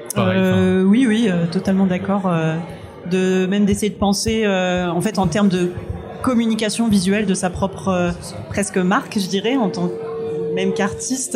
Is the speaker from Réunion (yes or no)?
yes; Réunion; moved away; j'ai grandi à La Réunion